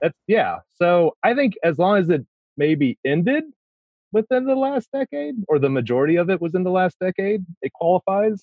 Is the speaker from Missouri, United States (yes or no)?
yes; Missouri, United States; I am a lifelong Missourian, so I've lived in my, in Missouri my entire life.